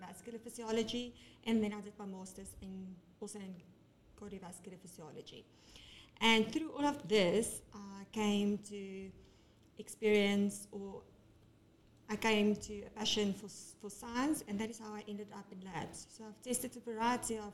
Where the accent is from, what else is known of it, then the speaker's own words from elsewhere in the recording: Benoni, Gauteng, South Africa; I'm from Benoni originally